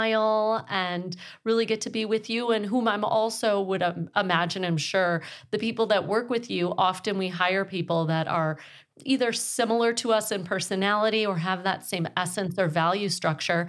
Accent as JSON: {"language": "English", "area": "Lake Michigan", "region": "Midwest", "country": "United States", "tie": "born or raised there", "said": "a Midwesterner that grew up on Lake Michigan"}